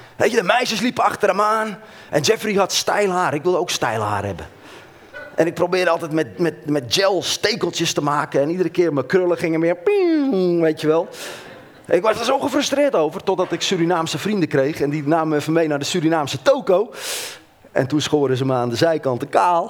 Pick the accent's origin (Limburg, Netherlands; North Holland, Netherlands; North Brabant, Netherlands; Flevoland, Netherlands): North Holland, Netherlands; Hoorn; moved away as an adult; now in Heerlen, Netherlands; ik ben opgegroeid in Horen. Ik ben een West-Fries, eenentwintig jaar in Horen gewoond.